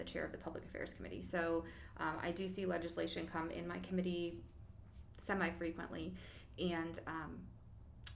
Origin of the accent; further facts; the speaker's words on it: Geauga County, Ohio, United States; moved away as an adult; now in Cuyahoga Falls, United States; I did not grow up in Cuyahoga Falls. I grew up in Geauga County in Amish country